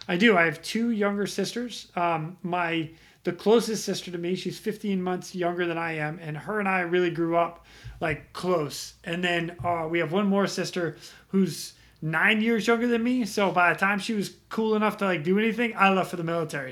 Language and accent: English; just outside of Boston, Massachusetts, United States; moved away as an adult; now in Ras Tanura, Saudi Arabia; born and raised Massachusetts. Um, I grew up there 18 years